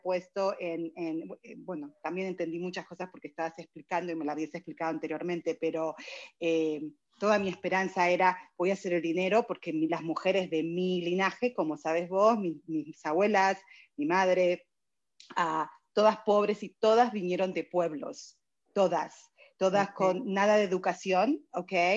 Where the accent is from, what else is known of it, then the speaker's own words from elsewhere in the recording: Argentina; now in United States; Yo soy argentina, vine hace 29 años acá